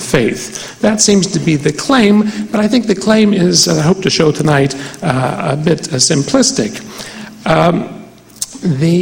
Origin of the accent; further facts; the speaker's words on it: West Virginia, United States; I come from West Virginia